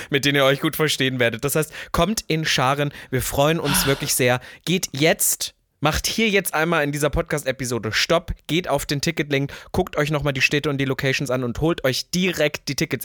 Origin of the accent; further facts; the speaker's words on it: Leipzig, Saxony, Germany; also born or lived in Berlin; Leipzig es ist ja der Osten. Das ist meine Heimat